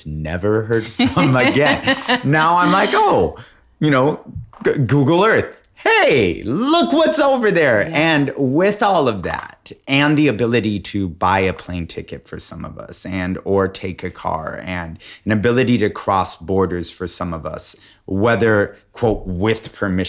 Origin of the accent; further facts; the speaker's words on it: Alaska, United States; born there; I was born in Alaska.